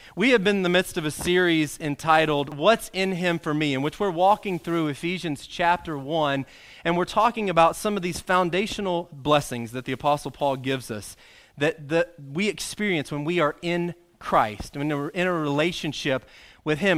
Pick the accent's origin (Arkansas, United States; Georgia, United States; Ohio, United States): Arkansas, United States; pretty much since I've been born, growing up in Arkansas